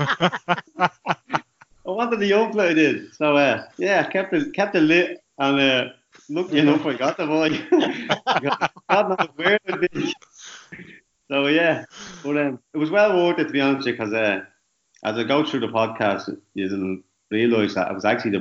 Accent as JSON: {"language": "English", "town": "Dublin", "region": "Leinster", "country": "Ireland", "tie": "born or raised there", "also_born_or_lived": "Scotland", "said": "But I grew up in Darndale. I lived there for about 10 years."}